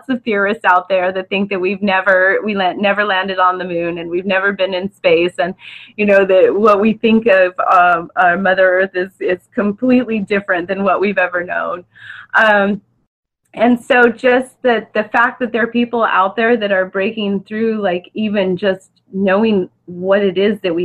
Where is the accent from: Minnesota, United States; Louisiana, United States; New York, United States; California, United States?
California, United States; Orange County, Southern; I'm from Southern California, Orange County, to be precise